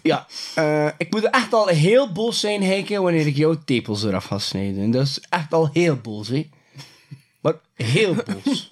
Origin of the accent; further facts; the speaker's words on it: West Flanders, Belgium; bij ons in West-Vlaanderen